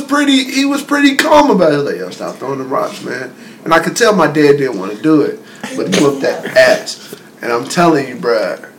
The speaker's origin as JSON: {"language": "English", "region": "North Carolina", "country": "United States", "said": "we're from North Carolina"}